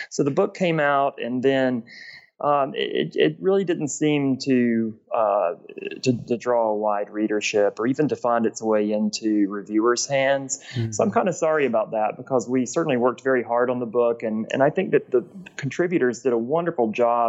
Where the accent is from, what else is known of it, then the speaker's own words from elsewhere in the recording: Gainesville, Georgia, United States; I'm originally from Gainesville, Georgia, which is in northeast Georgia between Atlanta and the Appalachian Mountains.